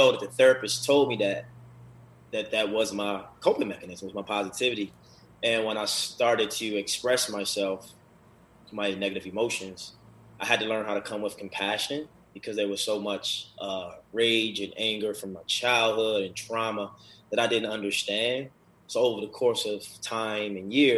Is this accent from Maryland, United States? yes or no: yes; Baltimore, Maryland, United States; moved away as an adult; now in Los Angeles, United States; growing up in Baltimore, a very negative environment